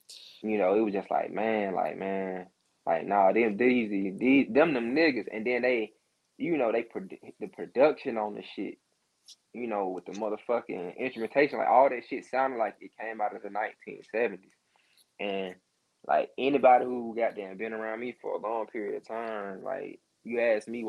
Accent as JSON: {"language": "English", "town": "Atlanta", "region": "Georgia", "country": "United States", "tie": "born or raised there", "said": "I'm from Stan Road"}